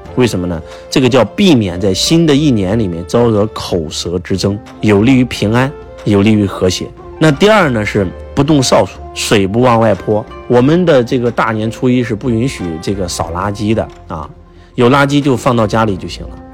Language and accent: Chinese; China; 我们中国人